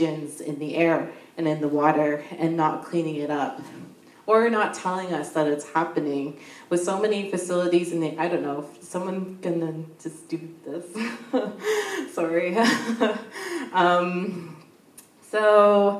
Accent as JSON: {"language": "English", "town": "Sarnia", "region": "Ontario", "country": "Canada", "said": "I'm from the Amjanong First Nation."}